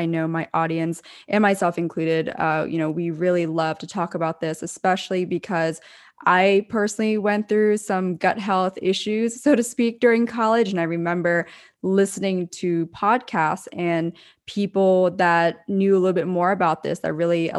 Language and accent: English; Lancaster, Pennsylvania, United States; moved away as an adult; also born or lived in Orange County, California; I'm from Lancaster, Pennsylvania, Lancaster County.